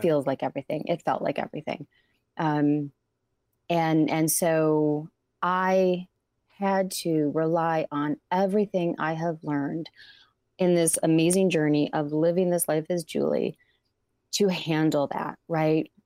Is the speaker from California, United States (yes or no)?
no; Ypsilanti, Michigan, United States; the fabulous city of Ypsilanti. And I love my hometown.